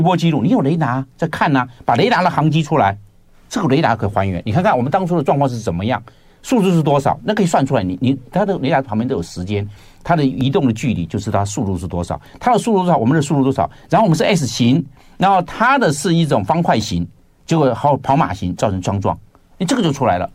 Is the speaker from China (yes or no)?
no; Rende, Tainan, Taiwan; 我在仁德乡仁德仁德乡乡那个地方